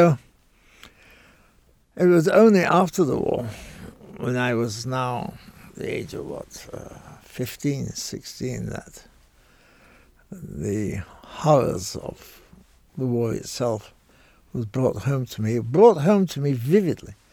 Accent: Manchester, North West England, United Kingdom; moved away; I was born in Manchester, a textile city uh, spewing forth.

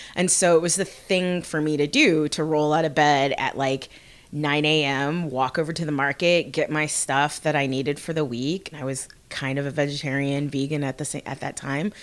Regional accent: Bloomington, Indiana, United States; I'm from Bloomington. I have grown up here.

